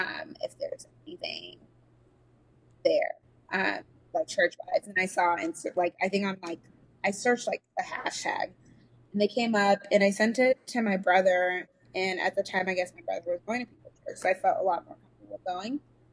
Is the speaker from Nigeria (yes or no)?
yes; Nigeria; I grew up like in the church, and I'm Nigerian, so I grew up in a Nigerian church